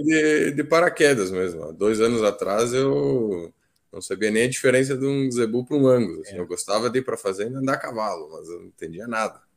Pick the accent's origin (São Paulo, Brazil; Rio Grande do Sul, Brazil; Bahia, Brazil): Rio Grande do Sul, Brazil; Flores da Cunha; also born or lived in Alegrete; eu sou de Flores da Cunha.